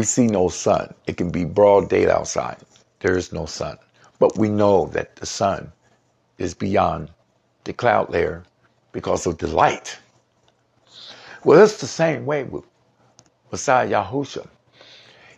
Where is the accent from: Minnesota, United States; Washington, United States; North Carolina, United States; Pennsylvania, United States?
Washington, United States; Seattle; also born or lived in Columbus, Ohio; hailing from the Seattle, Washington area, although I was born in Columbus, Ohio, but hailing from the Seattle, Washington area